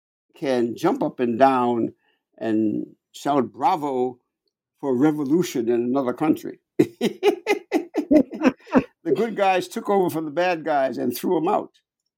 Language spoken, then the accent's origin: English; New York, United States; If you walk anywhere, I'm a New Yorker, right?